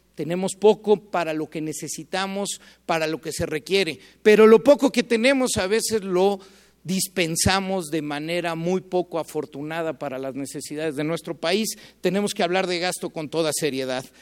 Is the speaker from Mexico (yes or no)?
yes; Mexico; como mexicanos